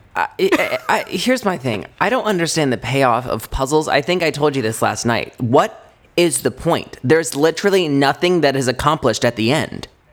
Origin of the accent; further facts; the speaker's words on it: Indiana, United States; moved away as an adult; now in Los Angeles, United States; we're from Indiana